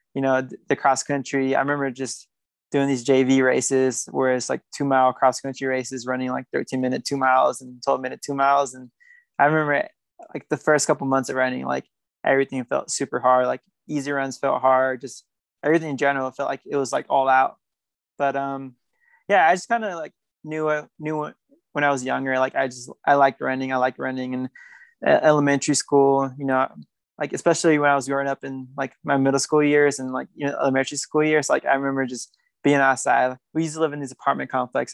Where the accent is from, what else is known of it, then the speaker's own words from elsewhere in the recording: Fairfield, California, United States; accent: American; also born or lived in Guatemala; now in Flagstaff, United States; I grew up in Northern California and Northern California is really diverse